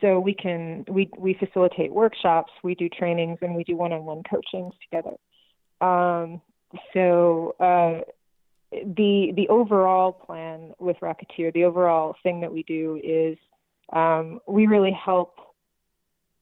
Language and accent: English; New York City, New York, United States; now in Las Vegas, United States; I grew up in New York City in the 70s